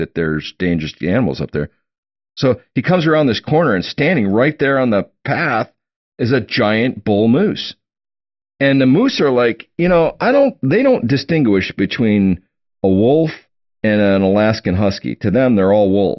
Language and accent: English; Oshkosh, Wisconsin, United States; who I grew up with in Oshkosh, Wisconsin